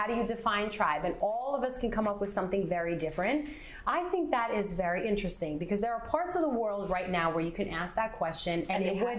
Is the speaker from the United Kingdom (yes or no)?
no; Teaneck, New Jersey, United States; even as a white girl growing up in New Jersey, I felt that myself